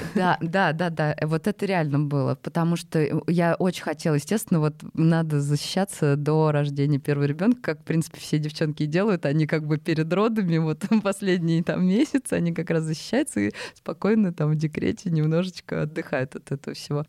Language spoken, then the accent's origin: Russian; Moscow Oblast, Russia; я из Подмосковья